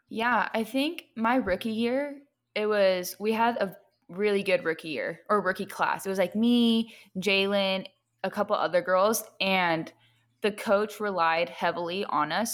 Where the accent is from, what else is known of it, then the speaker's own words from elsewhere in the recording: Long Beach, California, United States; moved away as an adult; I'm from Long Beach, so I live pretty close to the beach